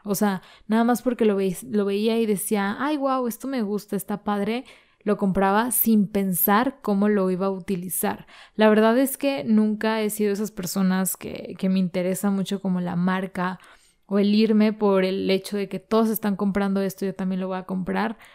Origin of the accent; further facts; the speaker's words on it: Mexico; esta desventaja que tenemos como mexicanos